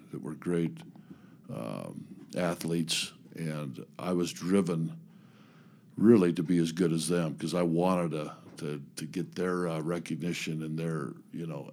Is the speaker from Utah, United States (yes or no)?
yes; Highland area, Utah, United States; I grew up in the, even though I went to Skyline, I grew up in the Highland area when I was young